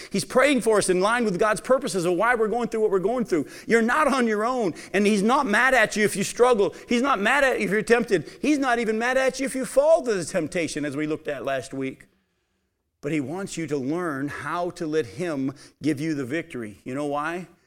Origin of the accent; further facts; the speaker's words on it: New England, United States; as a kid growing up in New England